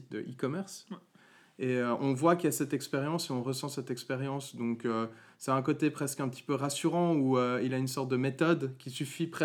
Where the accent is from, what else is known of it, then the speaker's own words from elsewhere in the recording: Valais, Switzerland; also born or lived in Vaud; moi je suis valaisan, je tiens à préciser.